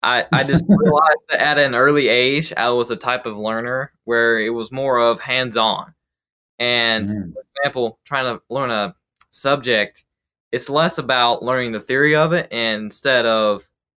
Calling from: Salisbury, North Carolina, United States; Salisbury, North Carolina. So about an hour north of Charlotte.

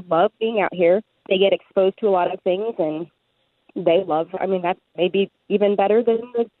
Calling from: Loose Creek, Missouri, United States; Loose Creek, Missouri. It's about 20 minutes outside of Jeff City.

